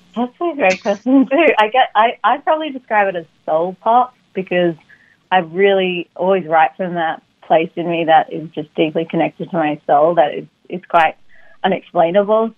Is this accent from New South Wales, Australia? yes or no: yes; Sydney, New South Wales, Australia; moved away as an adult; now in United States; I grew up in Sydney. So by the time when I actually did make the move at 19